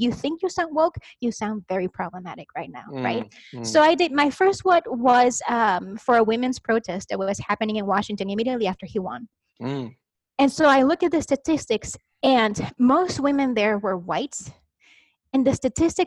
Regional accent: Chihuahua, Mexico; English is a second language; moved away as an adult; now in United States; I am Mexican, but like not Mexican American, like born and raised in Mexico

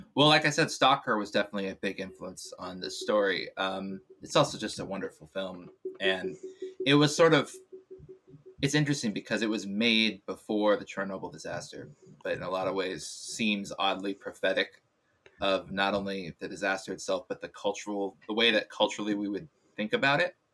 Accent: Bay Area, California, United States; moved away; also born or lived in Illinois; I grew up in the Bay Area

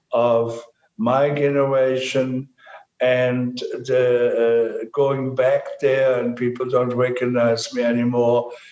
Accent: Germany; moved away; I'm from Germany, and in Germany, there were even a paragraph called 175. When I grew up

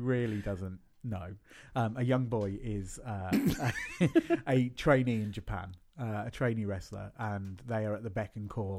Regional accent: Birmingham, West Midlands, United Kingdom; moved away; Yeah, I mean, like, I come from Birmingham originally.

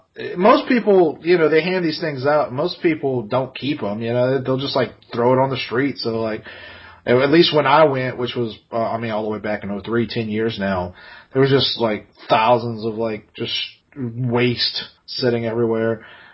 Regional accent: New Orleans, Louisiana, United States; she said, oh, you're from New Orleans?

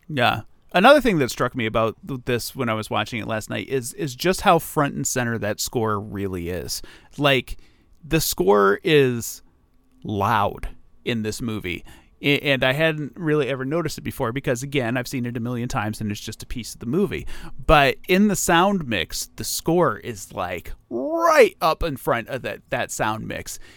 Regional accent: Toledo, Ohio, United States; I grew up in Toledo

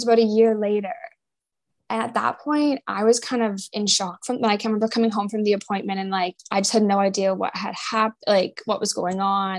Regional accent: St. Catharines, Ontario, Canada; moved away as an adult; also born or lived in Florida; now in Toronto, Canada; I grew up in St. Catharines, Ontario, in Canada.

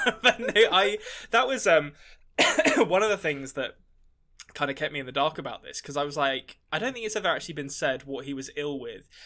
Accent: England, United Kingdom; as an Englishman

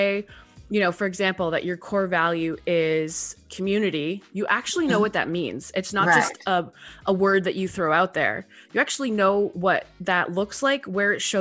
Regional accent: Canada; moved away as an adult; also born or lived in Texas, United States; I am a Canadian living just outside of Toronto, Canada. I spent 10 years in Texas, moved home during the pandemic

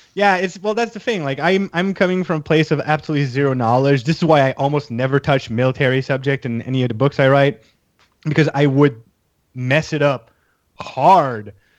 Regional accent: Canada; I'm Canadian

